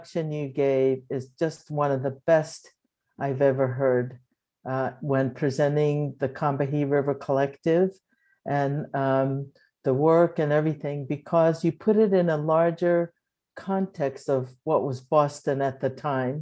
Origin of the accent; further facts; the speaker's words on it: Japan; also born or lived in Berkeley, California; now in Claremont, United States; I was born in Japan to a Japanese mother and African-American father, right after World War II, so 1949